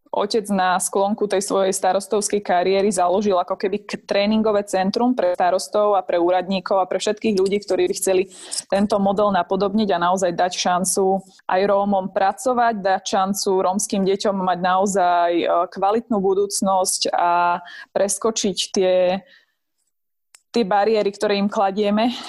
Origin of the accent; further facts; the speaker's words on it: Spiš, Slovakia; vyrastala som na, na dedine, na Spiši